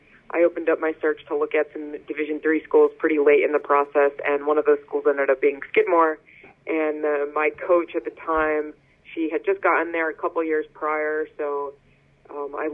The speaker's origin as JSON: {"language": "English", "town": "Potomac", "region": "Maryland", "country": "United States", "tie": "born or raised there", "moved": "as an adult", "lives_now": "Northfield, United States", "said": "I'm from Potomac, Maryland, just outside Washington, D.C."}